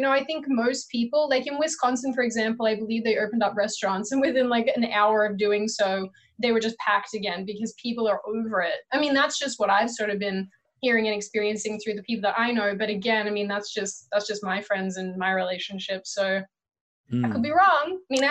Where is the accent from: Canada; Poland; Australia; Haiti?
Australia; now in United States; when in reality, I am an Australian born and raised in Australia. Adopted a ridiculous accent because of my mom and, you know, being around that accent all the time. And then moved to America